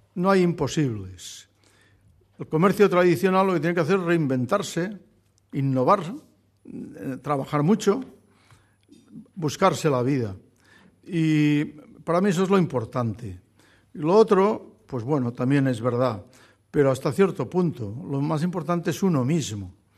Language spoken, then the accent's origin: Spanish; Barcelona, Catalonia, Spain; Yo soy barcelonés, soy catalán, soy español